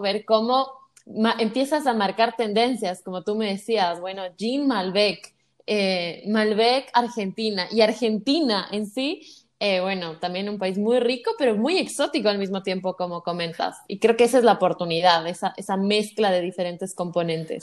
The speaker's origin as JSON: {"language": "Spanish", "country": "Ecuador", "said": "yo soy de Ecuador"}